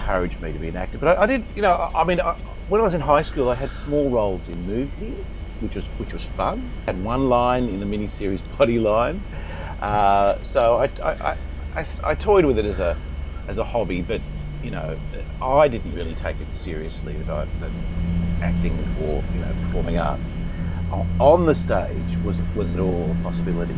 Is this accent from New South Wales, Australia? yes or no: yes; Sydney, New South Wales, Australia; I grew up in Carlingford, Sydney's northwest.